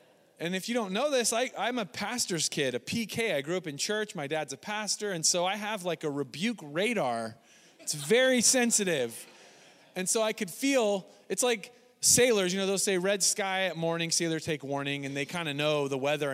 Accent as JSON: {"language": "English", "area": "Northwest", "region": "Pacific Northwest", "country": "United States", "accent": "Northwest nasally", "said": "my Northwest nasally accent"}